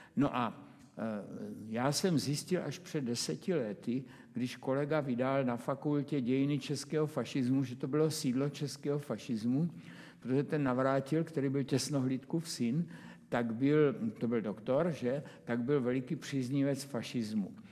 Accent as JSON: {"language": "Czech", "town": "Brno", "region": "South Moravian Region", "country": "Czechia", "tie": "born or raised there", "said": "když jsem se narodil, tak prostě jsem bydlel celou dobu na Dimitrovově"}